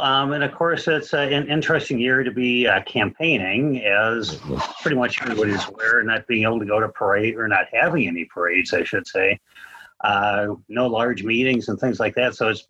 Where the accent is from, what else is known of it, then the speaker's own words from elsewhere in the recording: Minneapolis, Minnesota, United States; also born or lived in Utah; now in Weber County, Utah, United States; I'm originally from Minneapolis, Minnesota.